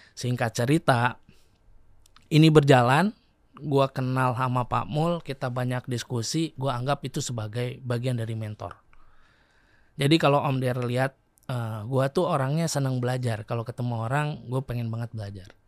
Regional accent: Sukabumi, West Java, Indonesia; moved away; also born or lived in Bandung; Gue lahir di Sukabumi

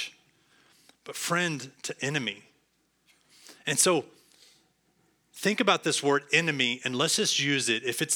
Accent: Texas, United States; also born or lived in Cincinnati; I am a Texan, tried and true.

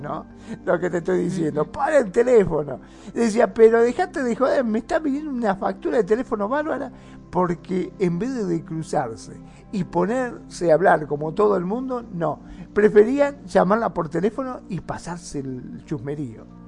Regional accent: Mar del Plata, Buenos Aires Province, Argentina; aquí de donde soy yo, de Mar del Plata

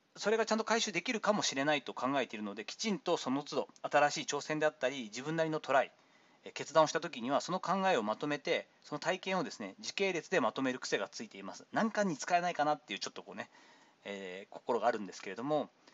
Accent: Kochi, Japan; 私の地元高知

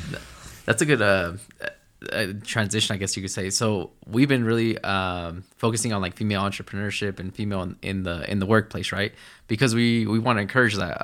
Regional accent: New Jersey, United States; now in Utah, United States; we grew up in the East Coast in New Jersey, moved here

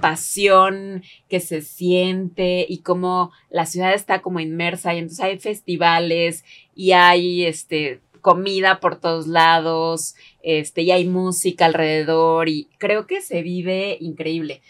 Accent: Mexico

